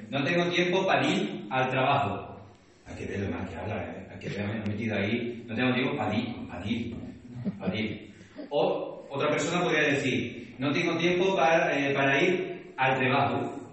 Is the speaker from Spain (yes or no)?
yes; Extremadura, Spain; accent: Extremaduran; con mi acento extremeño pero hablo en castellano.